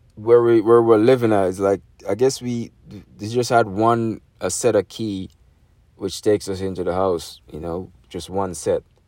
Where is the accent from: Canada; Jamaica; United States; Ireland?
Jamaica; moved away; That's growing up in Jamaica